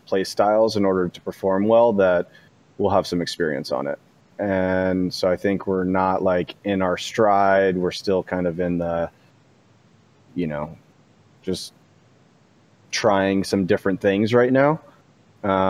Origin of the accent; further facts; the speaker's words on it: Leesburg, Virginia, United States; moved away as an adult; also born or lived in Arlington, Virginia / Washington, D.C.; I grew up in Leesburg, Virginia